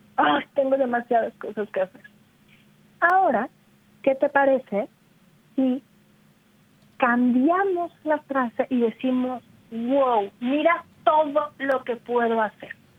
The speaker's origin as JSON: {"language": "Spanish", "country": "Mexico", "said": "como decimos en México"}